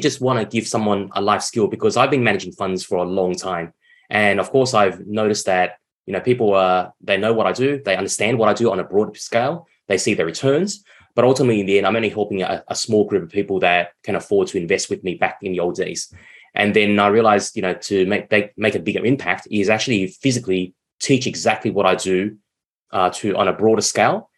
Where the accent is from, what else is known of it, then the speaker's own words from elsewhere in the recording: Vietnam; my home country, Vietnam